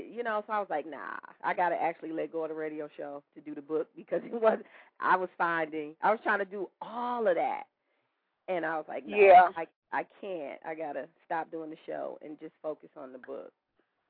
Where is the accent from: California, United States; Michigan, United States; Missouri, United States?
Michigan, United States; Flint; here in Flint in my hometown